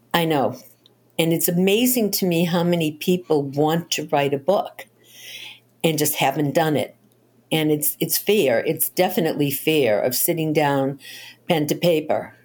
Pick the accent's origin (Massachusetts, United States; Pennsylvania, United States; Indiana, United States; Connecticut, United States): Massachusetts, United States; Boston; I grew up in Boston, and I lived around the corner from one of Albert DeSalvo's victims